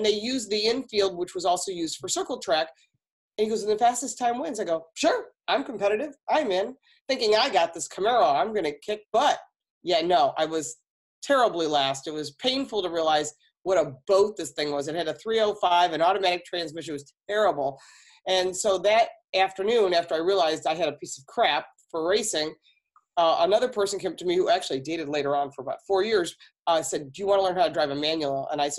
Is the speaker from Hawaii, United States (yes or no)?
no; Farmington Hills, Michigan, United States; Yes, that's my real last name. I'm originally from Farmington Hills, Michigan. My father worked for the big three automakers.